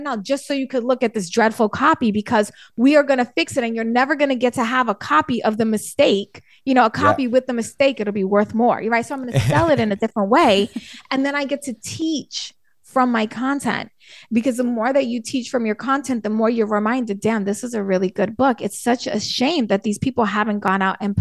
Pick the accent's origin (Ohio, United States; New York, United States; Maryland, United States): New York, United States; New York City; I'm from the Bronx in New York City